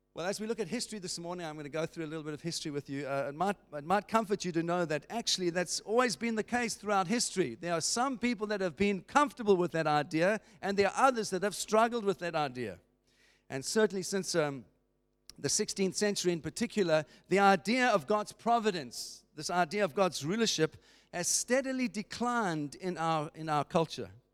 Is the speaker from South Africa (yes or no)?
yes; South Africa; as a South African